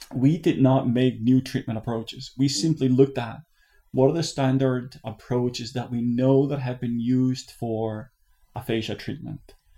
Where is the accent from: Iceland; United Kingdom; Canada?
Iceland; moved away as an adult; now in United States; I'm originally from Iceland